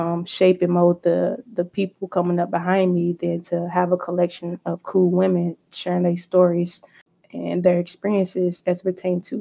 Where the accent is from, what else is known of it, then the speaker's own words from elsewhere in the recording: Louisville, Kentucky, United States; growing up in Louisville, playing basketball